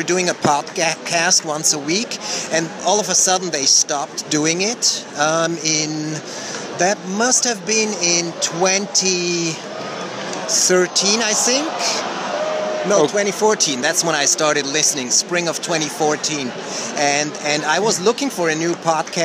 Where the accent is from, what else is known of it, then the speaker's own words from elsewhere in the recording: Switzerland; I grew up in Switzerland, so I had French class